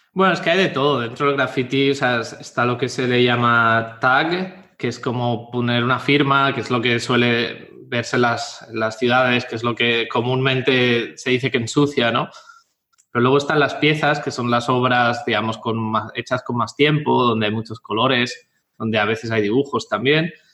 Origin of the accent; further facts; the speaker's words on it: Catalonia, Spain; moved away as an adult; also born or lived in Bristol; Mi padre es de Jaén y mi madre de Murcia y ambos eh, emigraron a Cataluña y yo nací en Cataluña